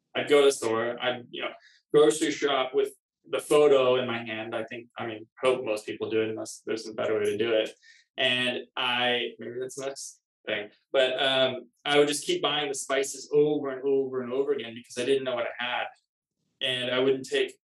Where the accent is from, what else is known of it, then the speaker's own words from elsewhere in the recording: Kirkland, Washington, United States; now in Los Angeles, United States; from Kirkland, Washington, just east of Seattle. Yeah, it's a small town. I guess not that small anymore, but it used to be a small town, just 15 minutes from downtown Seattle. I grew up there.